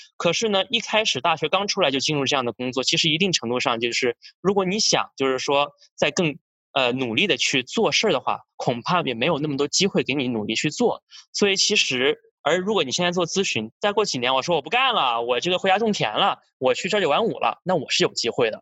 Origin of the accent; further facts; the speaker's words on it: Australia; now in United States; 我是从小是在澳洲长大的